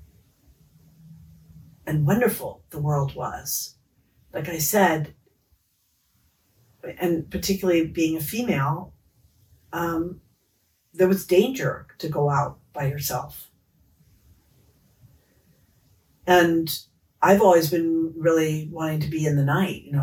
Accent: Los Angeles, California, United States; as a child growing up in Los Angeles

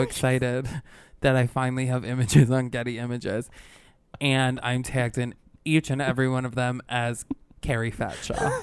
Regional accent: Albany, New York, United States; moved away; I'm from upstate, from Albany

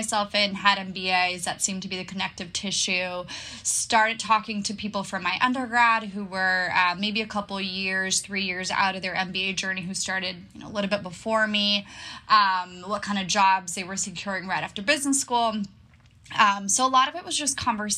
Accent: Barcelona, Catalonia, Spain; moved away as an adult; also born or lived in Boston / London; now in New York, United States; I'm originally from Barcelona, Spain, but I've been living away from home for a while.

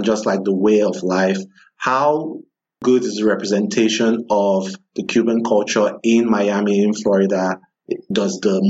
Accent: Nigeria; moved away as an adult; now in United States; growing up in Nigeria

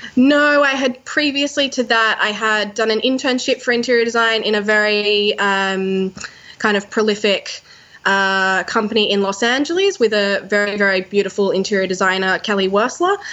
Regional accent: Sydney, New South Wales, Australia; Sydney, my hometown

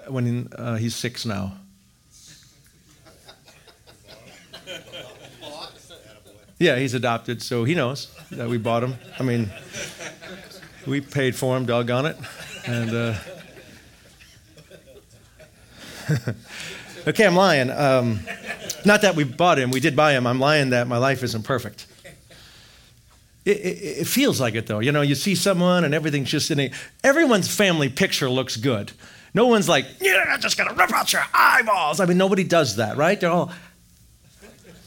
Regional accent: Wisconsin, United States; I grew up in Wisconsin

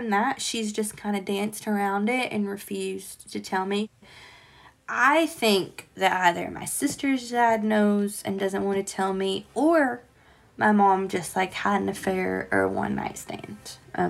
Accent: Illinois, United States; born there; I was born in Illinois, but that's the only time I've ever been to Illinois.

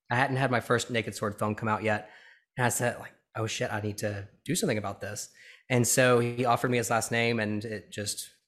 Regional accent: Birmingham, Alabama, United States; born or raised there

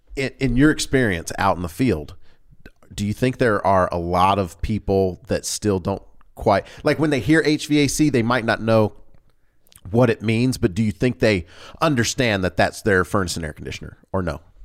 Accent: the South, United States; accent: Southern; I grew up in the South, and so sometimes without me recognizing it, a Southern draw or Southern enunciation will come out.

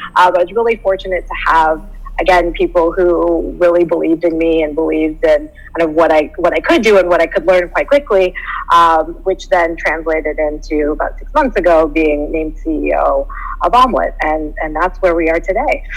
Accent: Canada; moved away as an adult; also born or lived in Southern California; I'm Canadian. So I guess the story begins as a Canadian transport in Southern California

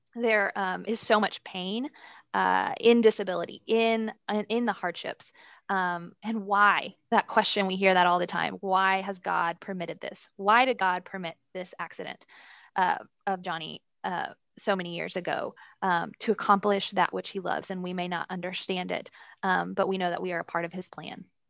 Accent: Dallas, Texas, United States; Born and raised in Dallas, uh, under great Christian parents

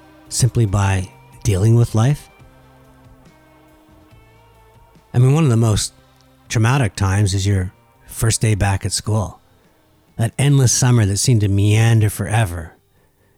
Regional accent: Laval, Quebec, Canada; also born or lived in Dorval; I grew up in Laval and moved to Dorval

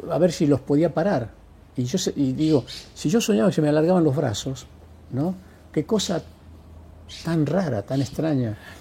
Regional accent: a village near Lules, Tucumán, Argentina; moved away as an adult; also born or lived in United States; yo nací en un pueblo vecino a Lules

